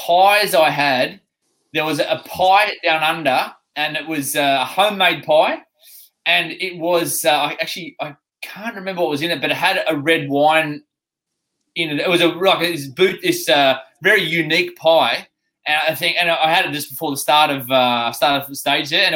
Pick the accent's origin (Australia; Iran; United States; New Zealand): Australia; now in United Kingdom; when I go back to Oz